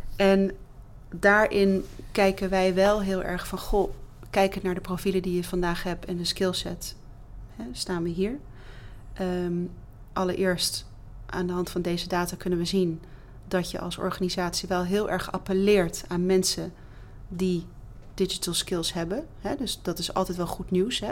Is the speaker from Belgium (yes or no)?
no; Netherlands; als Nederlanders